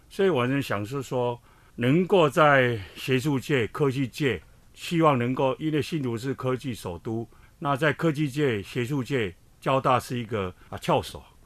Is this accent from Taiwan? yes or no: yes; Hsinchu, Hsinchu City, Taiwan; 其实我出生在基层，我们的，我的家乡 在香山